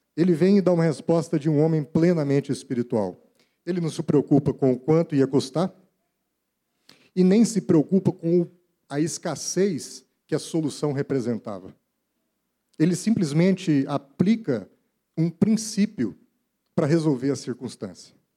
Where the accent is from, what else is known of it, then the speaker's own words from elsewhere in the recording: Brazil; Como brasileiros